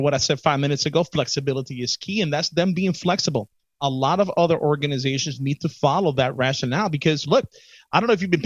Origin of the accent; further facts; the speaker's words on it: New York City, New York, United States; I'm from the Bronx.